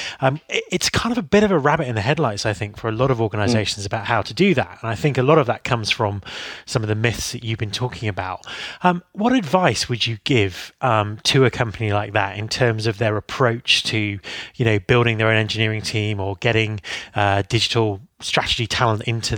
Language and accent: English; United Kingdom; being British